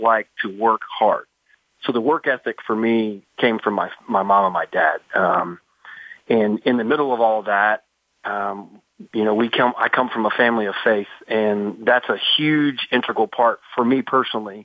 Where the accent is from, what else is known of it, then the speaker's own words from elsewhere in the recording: Midwest, United States; growing up in the Midwest